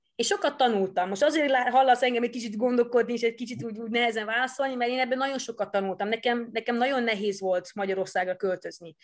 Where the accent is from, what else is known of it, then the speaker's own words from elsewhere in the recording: Netherlands; first language Dutch; Hungarian is a second language; now in Hungary; eredetileg Hollandiába származom, ott születtem is, ott nőttem is föl